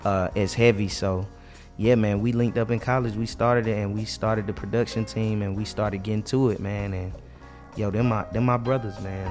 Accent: Carrollton, Georgia, United States; I am from Carrollton, Georgia

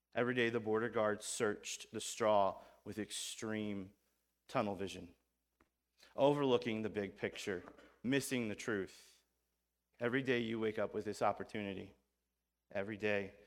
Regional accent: Missouri, United States; I'm from Missouri

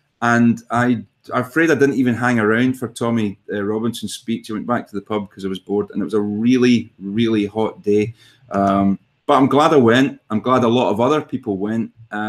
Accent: Glasgow, Scotland, United Kingdom; I'm from Glasgow. Who gives a shit

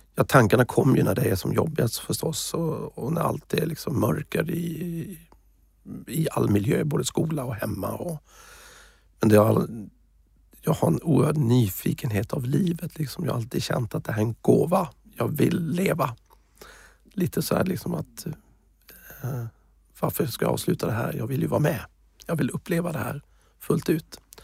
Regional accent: Småland, Sweden; moved away; also born or lived in United States / Thailand / Africa / Middle East; jag är ju smålänning

